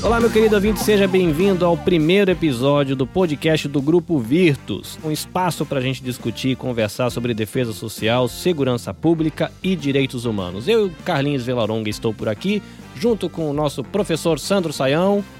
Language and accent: Portuguese; interior of São Paulo, Brazil; moved away; also born or lived in Salvador, Bahia; Apesar de nascido em Salvador, eu cresci no interior de São Paulo